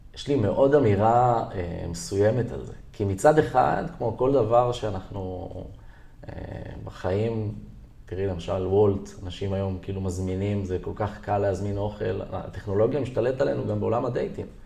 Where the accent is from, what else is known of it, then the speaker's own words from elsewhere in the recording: Herzliya, Tel Aviv District, Israel; גדלתי בהרצליה, גם היום אני מתגורר בעיר הרצליה